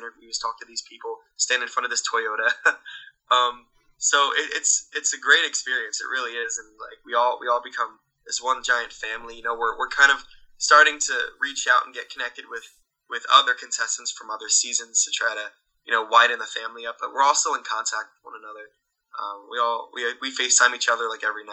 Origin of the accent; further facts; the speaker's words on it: Williamstown, New Jersey, United States; I'm from Williamstown, New Jersey